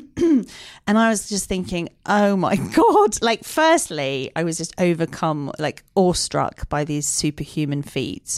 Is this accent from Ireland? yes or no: yes; Dublin, Leinster, Ireland; I grew up in South County, Dublin